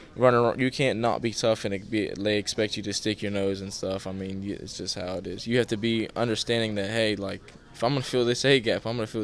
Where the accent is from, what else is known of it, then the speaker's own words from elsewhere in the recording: Morgantown, West Virginia, United States; I'm from Morgantown